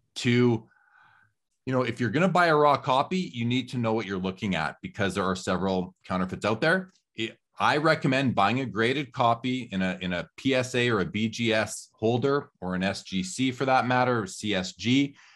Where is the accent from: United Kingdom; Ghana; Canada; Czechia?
Canada; Growing up in Canada